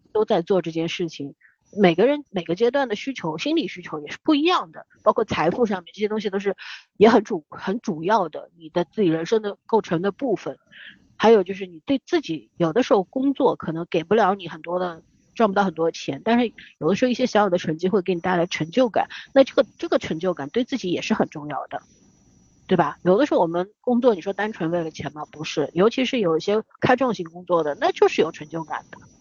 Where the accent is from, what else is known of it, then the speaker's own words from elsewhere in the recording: China; 我们中国人是努力派的，就是从小就跟你说你要努力读书啊